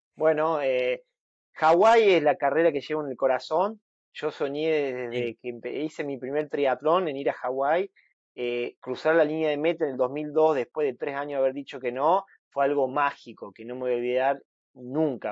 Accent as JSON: {"language": "Spanish", "country": "Argentina", "said": "soy el argentino"}